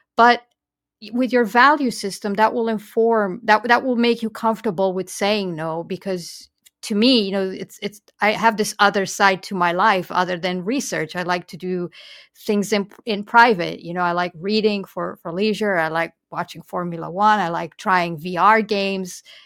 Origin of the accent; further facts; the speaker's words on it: Romania; English is a second language; moved away as an adult; now in United States; the British Council happened to open a, a library branch in my small town